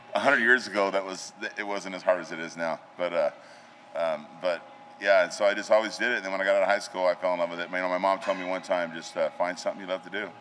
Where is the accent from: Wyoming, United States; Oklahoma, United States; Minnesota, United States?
Wyoming, United States; Gillette; now in Spearfish, United States; I grew up in Wyoming. I'm a Wyoming boy